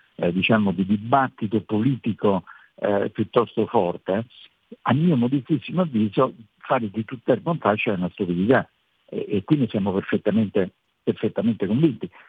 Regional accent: Rome, Lazio, Italy; sono romano

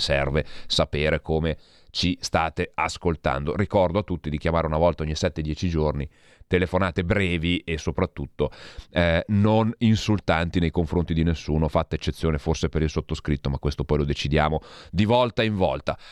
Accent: Santa Maria Maggiore, Piedmont, Italy; patrono del mio paese, San Carlo Borromeo

